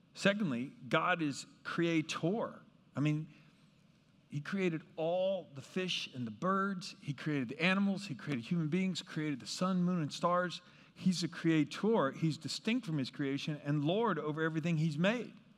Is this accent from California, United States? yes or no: no; Kansas, United States; where I grew up in Kansas